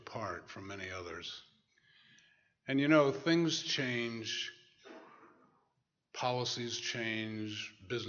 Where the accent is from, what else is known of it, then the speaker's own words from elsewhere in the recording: New Jersey, United States; moved away as an adult; now in Massachusetts, United States; I'm from New Jersey